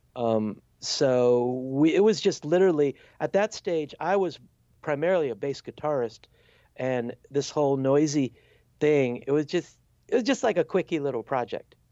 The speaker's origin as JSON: {"language": "English", "town": "Chicago", "region": "Illinois", "country": "United States", "also_born_or_lived": "Wisconsin / Washington, D.C.", "moved": "as an adult", "said": "I'm from Chicago"}